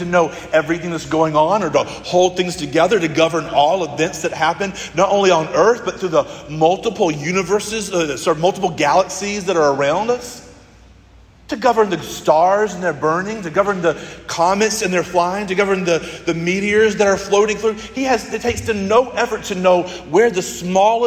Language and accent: English; United States; as a church and as an American church and as a nation, as a people